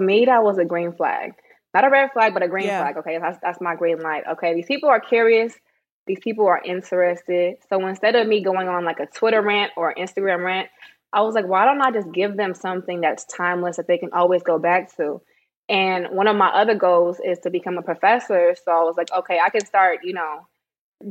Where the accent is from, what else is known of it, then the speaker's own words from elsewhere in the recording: Bay Area, California, United States; also born or lived in Sacramento, California; I'm from the Bay Area, but my dad got married, so we moved to Sacramento